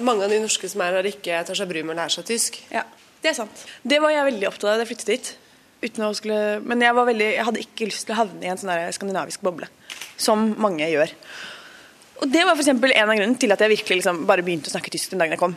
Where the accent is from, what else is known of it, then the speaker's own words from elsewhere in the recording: Oslo, Norway; moved away as an adult; now in Berlin, Germany; Jeg kommer fra Oslo og er veldig glad i Oslo